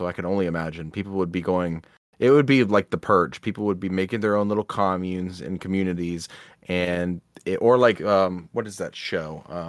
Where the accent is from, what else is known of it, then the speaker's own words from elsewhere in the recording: Midwest, United States; We're all from the Midwest.